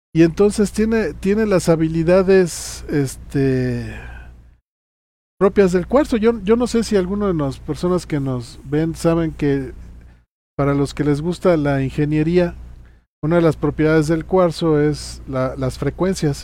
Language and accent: Spanish; Chiapas, Mexico; moved away; allí en mi tierra, en Chiapas